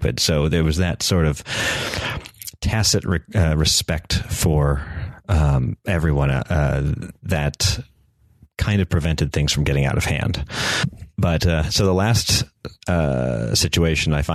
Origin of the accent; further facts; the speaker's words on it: North Carolina, United States; I was from North Carolina